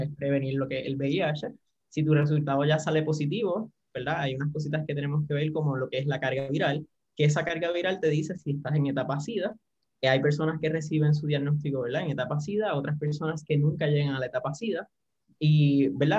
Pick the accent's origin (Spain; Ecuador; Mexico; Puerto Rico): Puerto Rico; soy de Puerto Rico